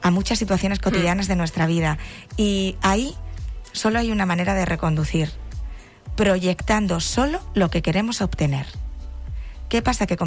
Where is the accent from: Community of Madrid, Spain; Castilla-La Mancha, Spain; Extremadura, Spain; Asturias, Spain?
Extremadura, Spain; moved away; Yo que soy extremeña